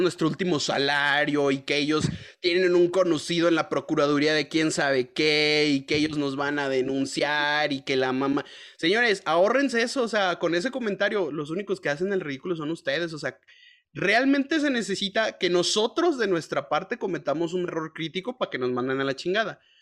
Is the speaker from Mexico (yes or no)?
yes; Mexico; somos mexicanos